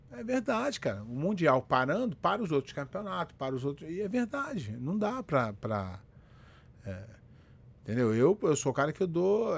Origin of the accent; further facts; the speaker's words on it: Rio de Janeiro, Brazil; moved away as an adult; now in United States; Eu nasci no Morro da Formiga, no, no, no Rio de Janeiro. É, quando meus pais se separaram, eu fui morar na casa do meu avô, no Alto da Boa Vista, que é uma outra comunidade.